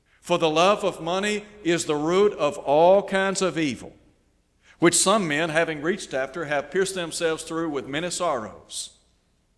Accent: Chattanooga, Tennessee, United States; When I was a young fella growing up in Chattanooga

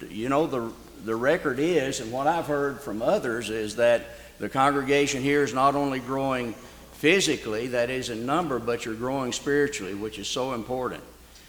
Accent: Memphis, Tennessee, United States; moved away as an adult; we were born and raised in Memphis, both Edith and myself.

